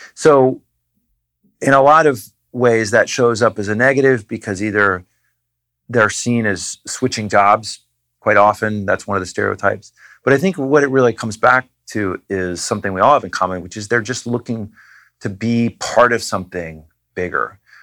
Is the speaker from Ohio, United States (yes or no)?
no; New Hampshire, United States; I grew up in New Hampshire